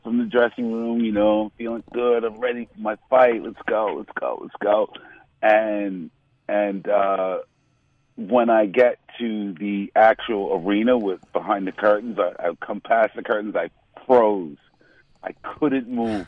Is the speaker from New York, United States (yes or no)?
yes; New York City, New York, United States; being from Manhattan, born and raised in Manhattan